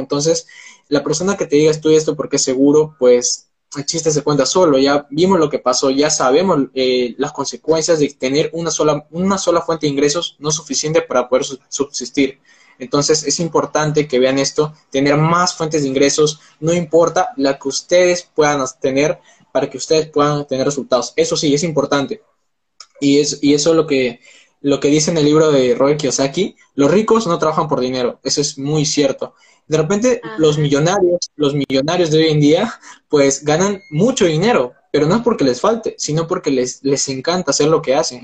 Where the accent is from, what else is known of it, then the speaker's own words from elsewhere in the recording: Peru; tengo 19 años, soy de Perú